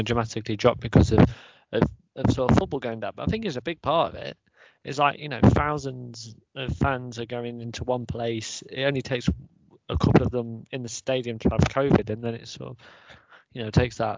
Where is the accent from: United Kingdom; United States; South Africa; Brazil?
United Kingdom; Leicester, East Midlands; we are from Leicester